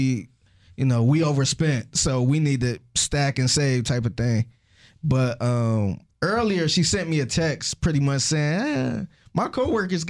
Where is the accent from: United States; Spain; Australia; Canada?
United States; Cleveland, Ohio; now in Houston, United States; I was actually from Cleveland